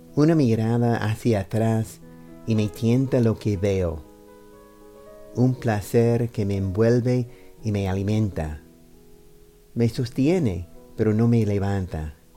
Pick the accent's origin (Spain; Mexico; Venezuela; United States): United States; New York; Spanish is a second language; soy estadounidense de Nueva York. Empecé a recitar poesía como una forma de seguir practicando español